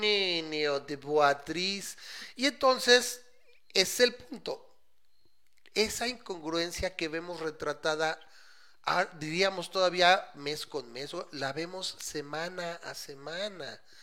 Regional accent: Mexico; yo soy mexicano

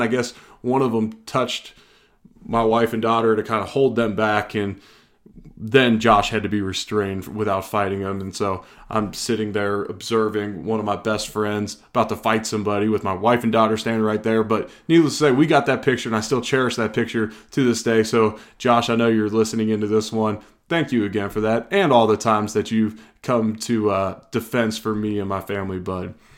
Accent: Cincinnati, Ohio, United States; moved away; I'm originally from Cincinnati, so a bunch of my buddies are big-time Bengals fans

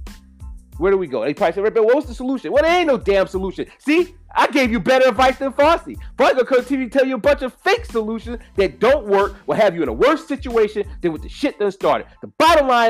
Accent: United States; I'm American made

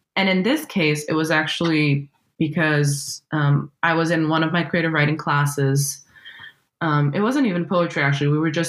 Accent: Brazil; English is a second language; now in California, United States; I'm Brazilian and that my native language is actually a different language

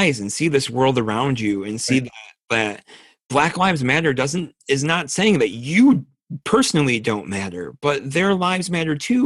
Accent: United States; I'm an American.

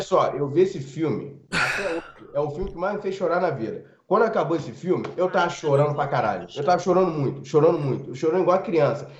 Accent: Rio de Janeiro, Brazil; eu nunca saí de Rengo

